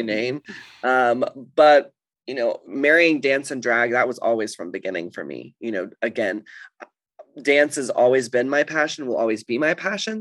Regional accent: Dallas, Texas, United States; moved away as an adult; also born or lived in Los Angeles; now in London, United Kingdom; I grew up in Texas

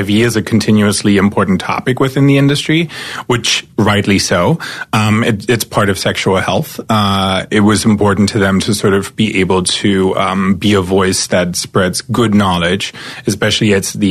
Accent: East Germany, Germany; born or raised there; moved away as an adult; now in United States

